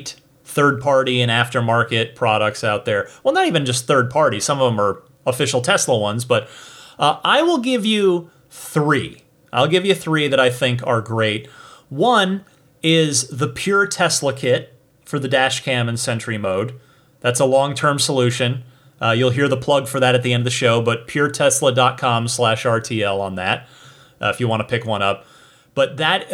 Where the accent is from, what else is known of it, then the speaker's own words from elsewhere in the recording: New Jersey, United States; New Jersey, my home state